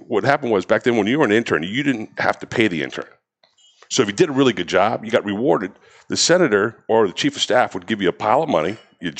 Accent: Daytona Beach, Florida, United States; moved away as an adult; also born or lived in Washington, D.C. / Nashville / Philadelphia; I grew up in Florida, Daytona Beach, went to Lopez, went off to Catholic University in Washington, D.C., played football and lacrosse, Division III

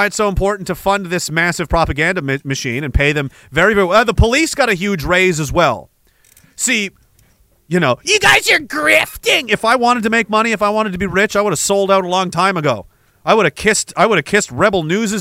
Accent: Canada; the thing I'm most proud of as a Canadian

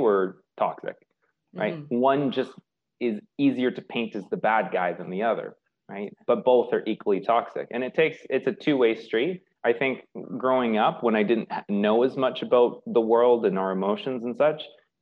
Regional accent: Victoria, British Columbia, Canada; I grew up in Victoria, a little on Vancouver Island, a little island off the coast of Vancouver

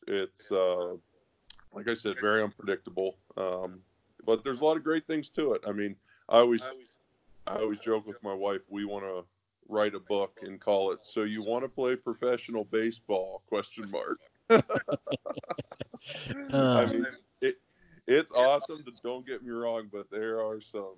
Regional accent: Pennsylvania, United States; I'm from Pennsylvania, obviously, but I play in LA now

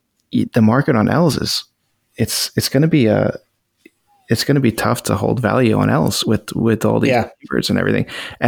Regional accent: California, United States; I'm from California.

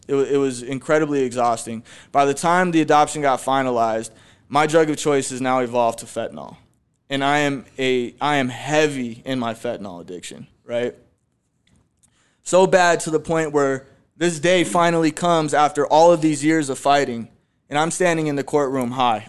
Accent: Phoenix, Arizona, United States; I was born right here in Phoenix, Arizona too. I was born in the Maryvale area

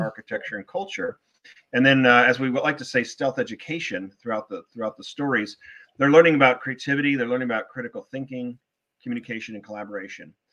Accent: Newport Beach, California, United States; moved away; also born or lived in Wellesley, Massachusetts; I'm originally from Newport Beach, California

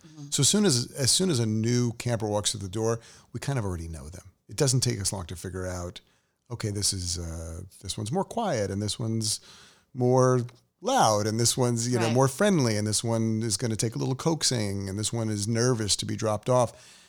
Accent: New York, United States; I'm a New Yorker.

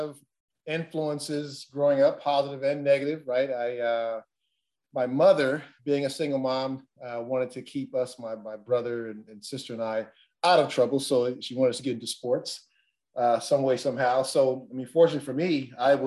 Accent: Los Angeles, California, United States; I grew up in South Central Los Angeles

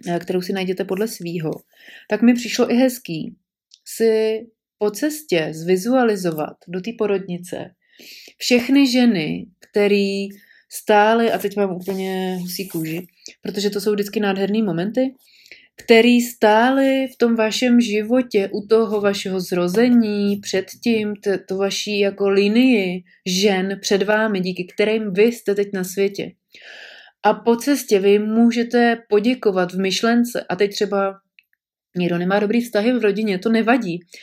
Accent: Prague, Czechia; moved away as an adult; já jsem byla hrdá pražačka a e, narodila jsem se tam, s mým mužem jsme tam žili většinu, vět, velkou část našeho života

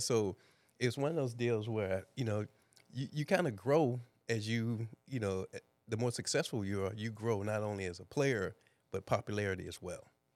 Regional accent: East St. Louis, Illinois, United States; moved away; born and raised in East St. Louis, Illinois

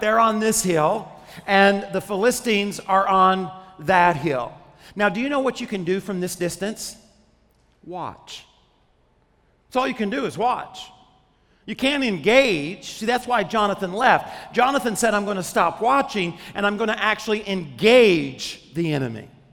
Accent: Arkansas, United States; When I was 10 years old, I grew up in Arkansas

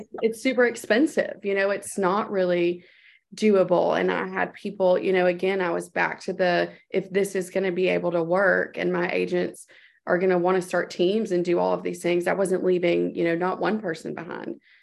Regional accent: Texas, United States; my home state in Texas

